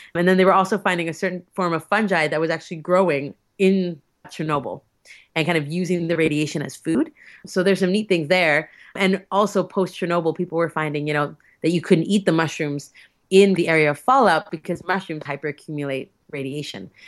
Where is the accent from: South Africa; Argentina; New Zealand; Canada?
Canada; Alberta; I'm from Alberta